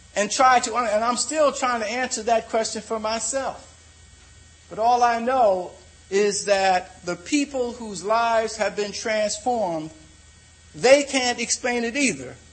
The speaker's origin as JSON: {"language": "English", "town": "Philadelphia", "region": "Pennsylvania", "country": "United States", "tie": "born or raised there", "said": "I'm from Philadelphia"}